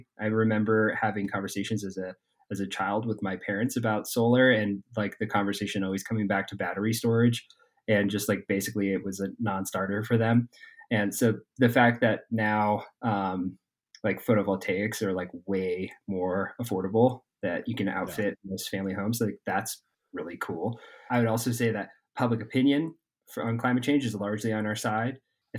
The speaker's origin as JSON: {"language": "English", "town": "Durango", "region": "Colorado", "country": "United States", "tie": "born or raised there", "said": "And we have a similar plan here in my hometown in Durango."}